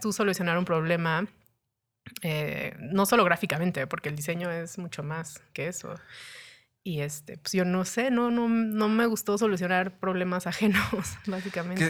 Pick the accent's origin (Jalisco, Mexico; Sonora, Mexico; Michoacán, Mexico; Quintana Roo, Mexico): Quintana Roo, Mexico; Cancún; moved away as an adult; also born or lived in Denver / Cholula; now in Mexico City, Mexico; después pues crecí en Cancún. Eh, Cancún es mi hogar. O sea, yo me considero 100% cancunense.